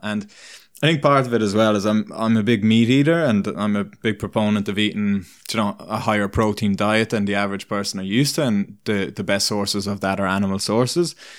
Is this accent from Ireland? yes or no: yes; Ireland; moved away as an adult; now in British Columbia, Canada; where I grew up in Ireland, I, I grew up in a, you're either kind of in a town or in, more in the country, and I grew up in a town